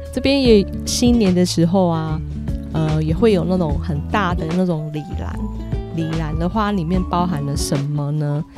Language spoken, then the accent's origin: Chinese; Kaohsiung, Taiwan; 在我的故乡台湾高雄那边